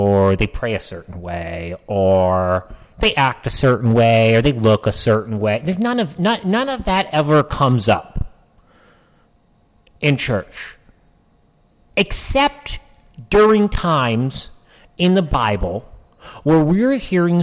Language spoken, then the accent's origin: English; New Hampshire, United States; I grew up in New Hampshire